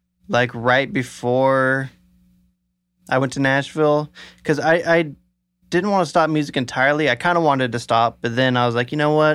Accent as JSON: {"language": "English", "region": "Scotland", "country": "United Kingdom", "said": "St. Patrick's Day and I'm a Scot."}